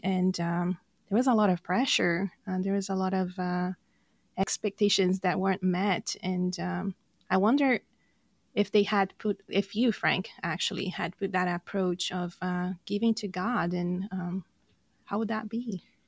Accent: Brazil; English is a second language; moved away; I'm from Brazil

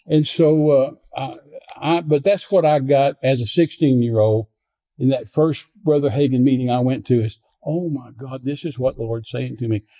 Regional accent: Midland, Texas, United States; I was raised in Midland, Texas

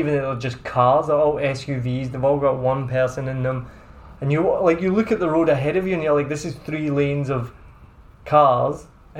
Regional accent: Scotland, United Kingdom; now in Ho Chi Minh City, Vietnam; I'm Scottish

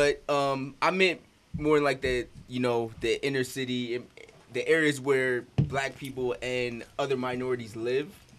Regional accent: East Coast, United States; now in San Diego, United States; I'm from the East Coast

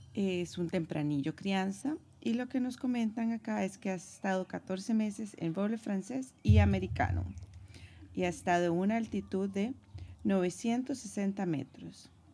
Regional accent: San José, Costa Rica; moved away as an adult; now in Madrid, Spain; Soy de San José, Costa Rica, el país del pura vida y tengo cinco años de estar viviendo en la Bella Madrid

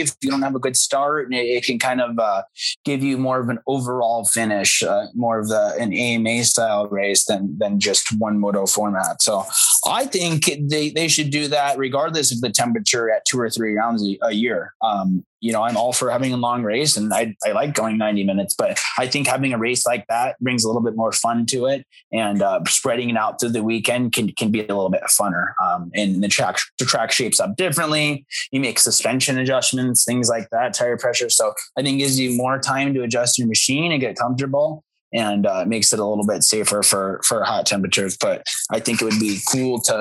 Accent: Arizona, United States; I'm been born and raised in Arizona

